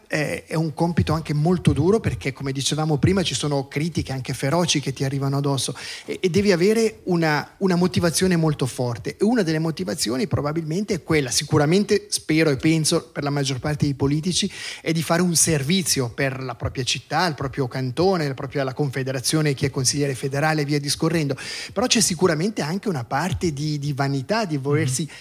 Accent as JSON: {"language": "Italian", "town": "Lugano", "region": "Ticino", "country": "Switzerland", "tie": "born or raised there", "said": "io sono nato a Lugano, vivo a Lugano"}